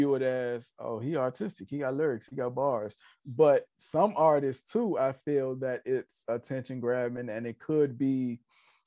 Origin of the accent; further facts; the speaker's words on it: Richmond, Virginia, United States; I'm from Richmond